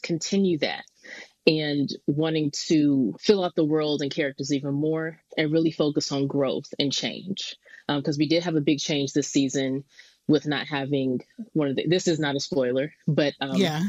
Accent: Stone Mountain, Georgia, United States; moved away; also born or lived in Lithonia, Georgia / Boston; I'm born and raised in Stone Mountain / Lithonia, Georgia, kind of split growing up between those two towns right outside of Atlanta

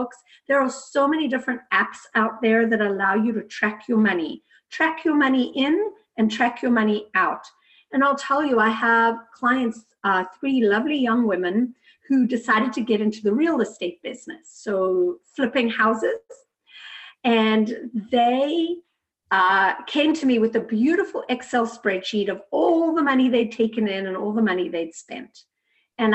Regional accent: South Africa; I grew up in South Africa in a very traditional home

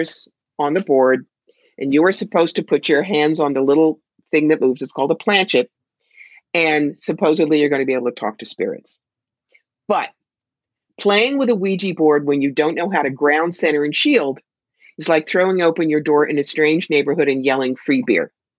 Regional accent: New York, United States; I'm from New York

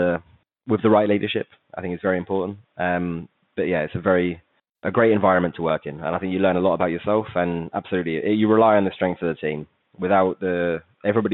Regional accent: England, United Kingdom; moved away as an adult; also born or lived in Manchester; now in Barcelona, Spain; as I've probably given away from my accent, I'm English

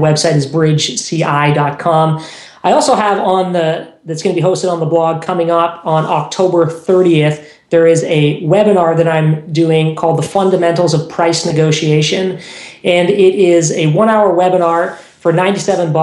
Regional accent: Toronto, Ontario, Canada; In Toronto, my hometown

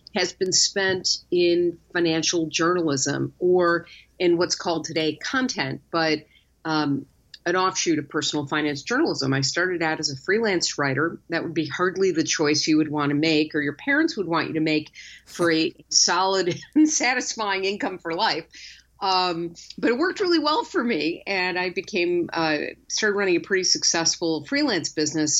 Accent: Chicago, Illinois, United States; my hometown of Chicago

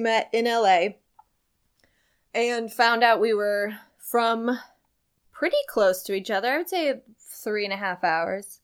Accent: Centralia, Illinois, United States; now in Los Angeles, United States; I'm from Centralia, Illinois

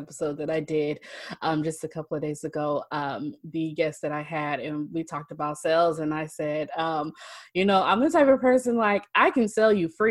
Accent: Oakland, California, United States; now in Fairfield, United States; I'm from Oakland, so my family is in Oakland

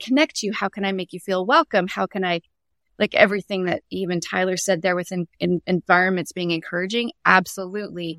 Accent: Canada; moved away as an adult; now in Tacoma, United States; I'm Canadian born and raised, and, um, but I've lived in the States near Seattle area and Tacoma, Washington for over twenty years

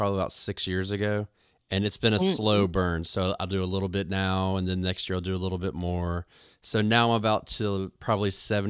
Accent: North Carolina, United States; I moved back home to where I'm from North Carolina, and it goes from winter directly into summer sometimes.

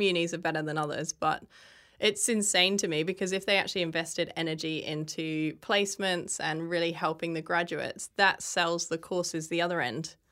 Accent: England, United Kingdom; moved away as an adult; now in Australia; I grew up in England, and when I was fourteen, my parents brought me here on holiday

